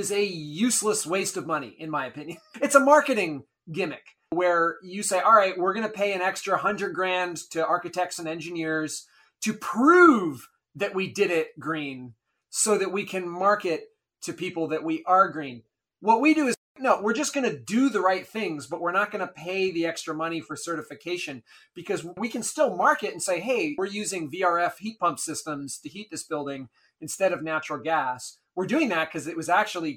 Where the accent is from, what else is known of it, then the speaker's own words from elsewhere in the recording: Maine, United States; also born or lived in Bolivia; I grew up in Maine, a middle-class background